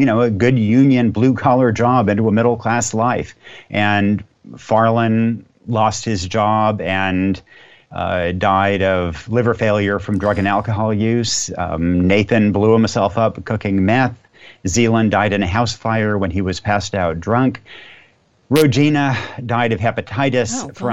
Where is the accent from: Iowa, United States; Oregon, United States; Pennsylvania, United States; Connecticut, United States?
Oregon, United States; Yamhill; my hometown, Yamhill, Oregon